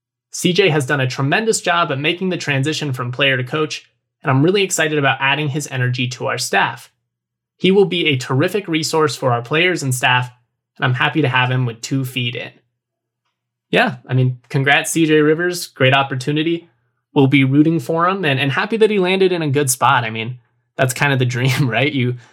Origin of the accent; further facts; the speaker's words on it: United States; I'm American.